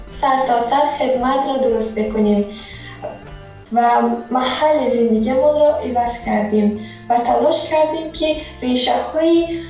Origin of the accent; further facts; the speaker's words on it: Tajikistan; now in Georgia; در تاجیکستان به دنیا آمدم هم با آیلم در گرجستان داریم زندگی میکنیم